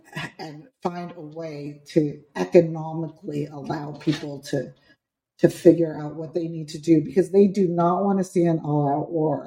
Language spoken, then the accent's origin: English; Pennsylvania, New Jersey, New York area, tri-state area, United States; I grew up in Pennsylvania, New Jersey, New York area